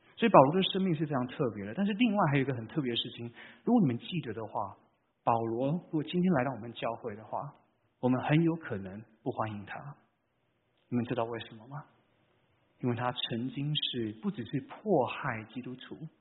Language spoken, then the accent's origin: Chinese; Vancouver, British Columbia, Canada; moved away as an adult; now in California, United States; 我是在，啊，加拿大长大的